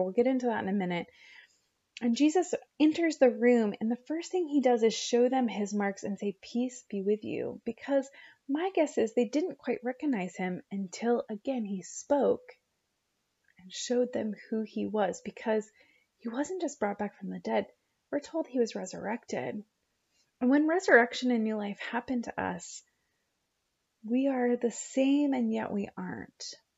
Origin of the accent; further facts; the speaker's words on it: Oregon, United States; I grew up in eight Oregon